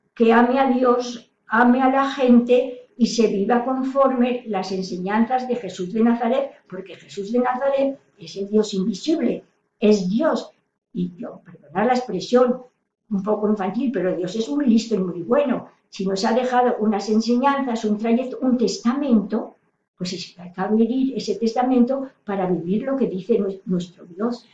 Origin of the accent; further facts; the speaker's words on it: Salamanca, Castile and León, Spain; now in Toledo, Spain; soy de Salamanca, ahora vivo en Toledo